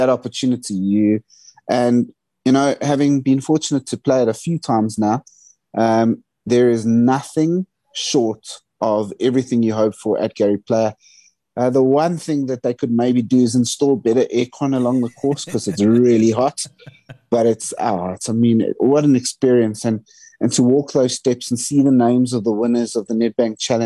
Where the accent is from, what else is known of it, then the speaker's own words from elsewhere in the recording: South Africa; as a South African